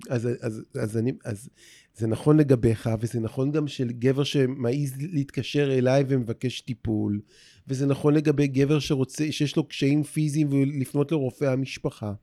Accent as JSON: {"language": "Hebrew", "town": "Rehovot", "region": "Central District", "country": "Israel", "tie": "born or raised there", "moved": "as an adult", "lives_now": "Tel Aviv, Israel", "said": "ברחובות, עיר, העיר שבה נולדתי, mm-hmm. וגם פה בתל אביב, זו העיר שבה אני חי אה, ב-30 שנה האחרונות"}